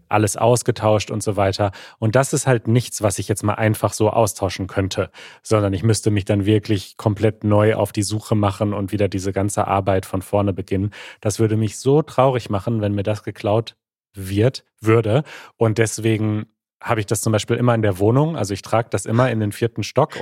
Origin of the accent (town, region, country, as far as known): Germany